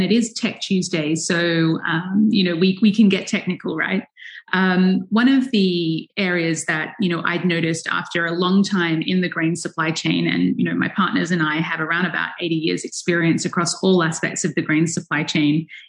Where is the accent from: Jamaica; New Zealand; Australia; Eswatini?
Australia; also born or lived in United States; I am an Aussie based in Sydney, Australia, although divide my time between our farm in kind of the central part of Eastern Australia.